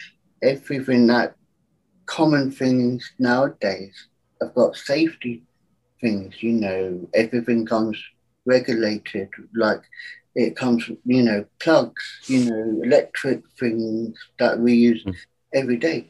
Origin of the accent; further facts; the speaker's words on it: United Kingdom; I'm, as you gathered, not in America, but I'm from Britain.